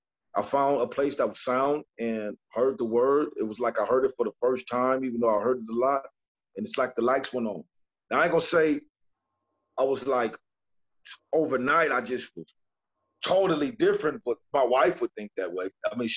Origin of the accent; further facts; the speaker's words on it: California, United States; You know, I'm from California, still live here.